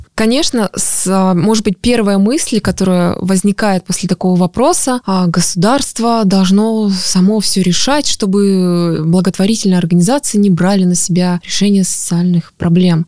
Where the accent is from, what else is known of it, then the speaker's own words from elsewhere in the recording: Altai Krai, Russia; moved away; последний раз я была на Алтае. Ну, это моя малая родина, поэтому я там часто бываю. Но там я мой дом, мои родители